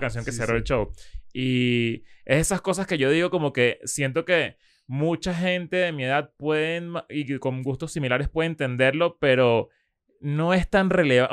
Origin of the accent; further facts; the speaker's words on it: Venezuela; now in Mexico; siendo venezolano, viéndolo desde afuera